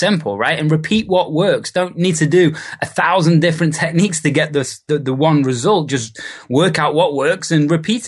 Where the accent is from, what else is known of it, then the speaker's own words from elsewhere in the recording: Liverpool, North West England, United Kingdom; moved away; also born or lived in Australia / New Zealand / Bali / California; originally from Liverpool in the UK, and I've been away now over 12 years and built businesses and lived in countries such as Australia, New Zealand, Bali, and lots of California for the past 6 years.